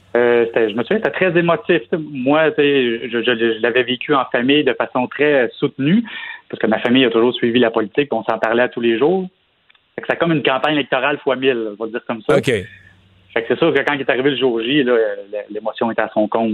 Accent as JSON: {"language": "French", "town": "Sorel-Tracy", "region": "Quebec", "country": "Canada", "tie": "born or raised there", "said": "je suis originaire de Sorel-Tracy"}